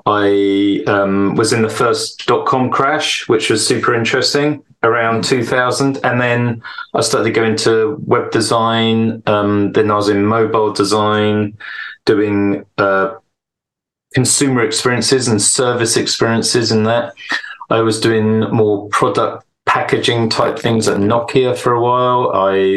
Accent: United Kingdom; now in Stockholm, Sweden; I live in Stockholm in Sweden. I'm British

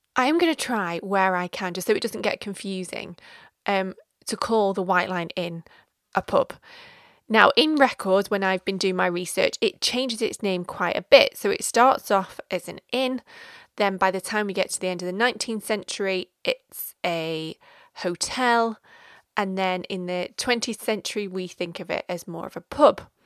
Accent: Stockport, North West England, United Kingdom; we have moved south to my hometown of Stockport

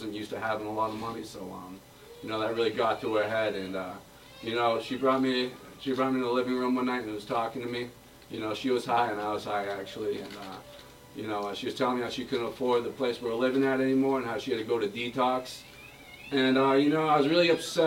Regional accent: Boston, Massachusetts, United States; also born or lived in Billerica, Massachusetts; I'm originally from Billerica, Massachusetts. My parents got divorced when I was like 6 years old, so my family moved to South Boston.

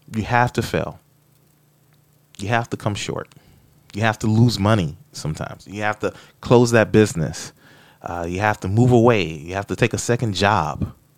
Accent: Florida, United States; moved away; I'm from Florida

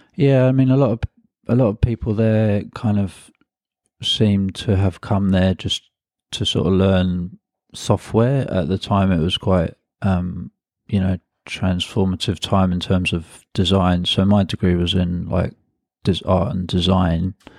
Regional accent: London, United Kingdom; I'm originally from London, um, and I grew up in a part of London called Hackney, uh, which is in the northeast of London

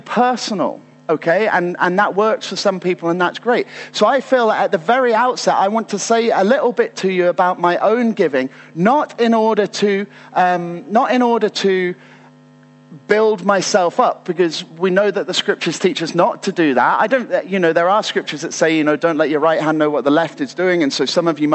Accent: United Kingdom; as British people

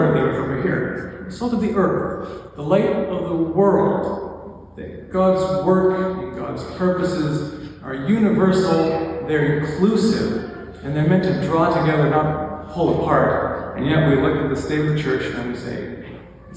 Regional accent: Lacombe, Alberta, Canada; I grew up in Lacombe, which is basically the Bible Belt of Alberta

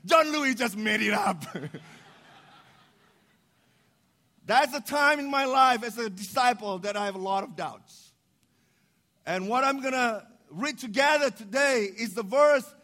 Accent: Indonesia; moved away as an adult; also born or lived in Chicago, United States; I was born in Indonesia, but I'm the minority because I was Chinese by descendant.

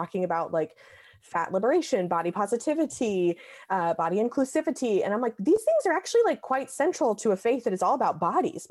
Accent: the South, United States; moved away as an adult; also born or lived in Western Massachusetts; I'm from the South. So I was 1,000 miles from home

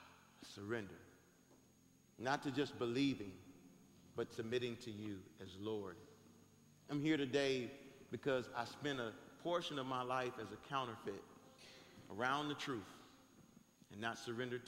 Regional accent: Detroit, Michigan, United States; I'm from Detroit, Michigan.

